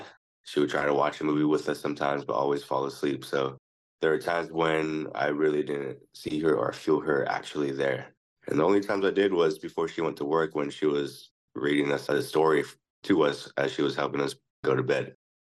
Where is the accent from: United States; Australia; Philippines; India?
Philippines; You're actually right, though. I am Filipino.